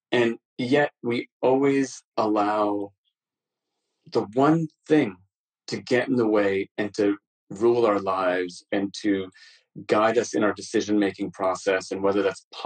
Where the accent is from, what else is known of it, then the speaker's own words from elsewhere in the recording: New York, United States; also born or lived in Amritsar, Punjab, India; Punjab, in India, and the second time when I arrived in New York when I was five.